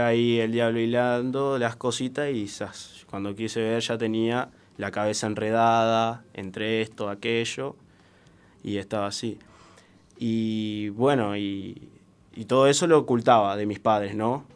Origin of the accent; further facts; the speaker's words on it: Salto, Uruguay; now in Montevideo, Uruguay; me mudo de Salto, eh, yo soy salteño, hace tres años que estoy acá en Montevideo